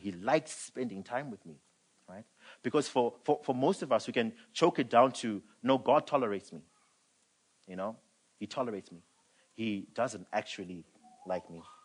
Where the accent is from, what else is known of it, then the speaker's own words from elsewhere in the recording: Zimbabwe; now in South Africa; I'm from Zim. Um, I was born and raised. I came this side in 2008